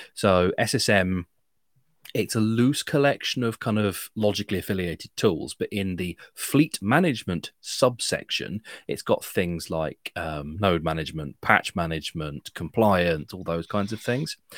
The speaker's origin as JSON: {"language": "English", "country": "United Kingdom", "said": "I'm British"}